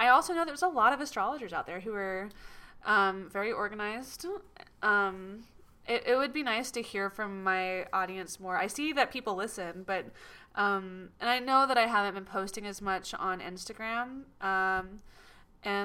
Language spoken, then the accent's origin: English; Atlanta, Georgia, United States; moved away; also born or lived in England; I was like a skateboarding punk rock kid from Atlanta